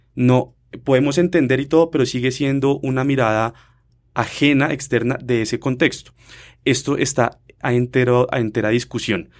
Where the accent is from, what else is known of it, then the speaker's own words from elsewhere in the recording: Colombia; nosotros como colombianos